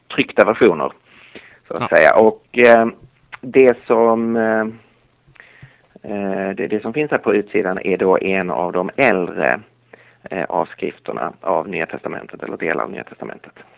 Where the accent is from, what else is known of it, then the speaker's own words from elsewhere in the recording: Lund, Skåne, Sweden; accent: Skåne dialect; moved away as an adult; now in Stockholm, Sweden; Nu är jag inte från Galileen utan från Skåne. Så jag kommer från Lund